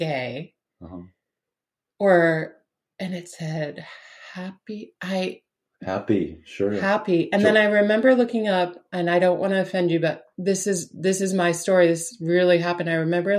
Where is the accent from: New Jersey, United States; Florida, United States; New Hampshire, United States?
New Hampshire, United States; Spofford; growing up in Spofford, New Hampshire, like it was a village of 3,000 people